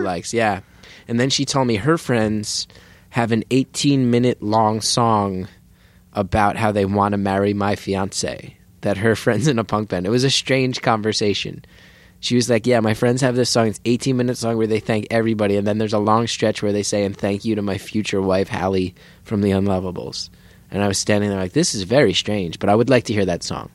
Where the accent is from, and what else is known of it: New Jersey, United States; born or raised there